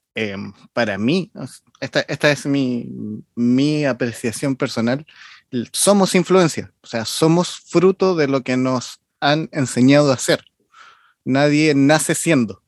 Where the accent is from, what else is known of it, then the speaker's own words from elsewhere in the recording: Chile; soy chileno